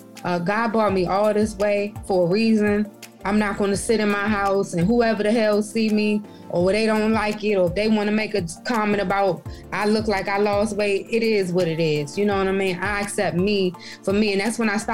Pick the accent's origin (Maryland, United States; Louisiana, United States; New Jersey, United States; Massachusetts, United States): Maryland, United States; Prince George's County; moved away as an adult; also born or lived in Augusta / Boston; Maryland, I grew up in Maryland. I'm a PG County girl all day, every day